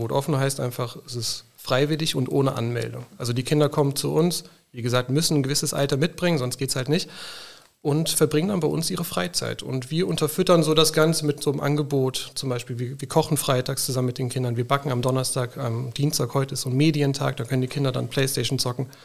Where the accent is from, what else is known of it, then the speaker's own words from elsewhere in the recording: North Rhine-Westphalia, Germany; born there; moved away as an adult; now in Koblenz, Germany; Geboren bin ich in Bad auch am Rhein, Nordrhein-Westfalen, und bin aufgrund des Studiums dann hier runtergezogen nach Koblenz.